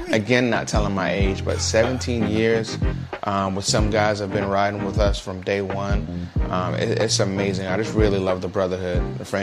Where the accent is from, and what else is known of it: Brooklyn, New York, United States; now in Jacksonville, United States